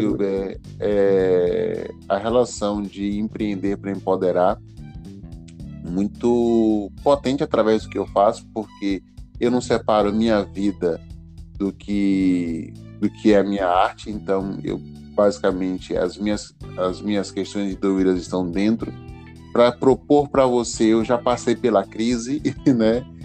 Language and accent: Portuguese; Alagoinhas, Bahia, Brazil; also born or lived in São Paulo; eu passo minha infância, adolescência em Alagoinhas